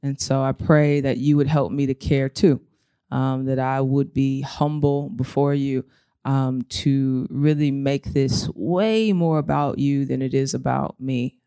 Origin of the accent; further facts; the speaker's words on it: St. Louis, Missouri, United States; I was born in Saint Louis, Missouri, um, to a single mother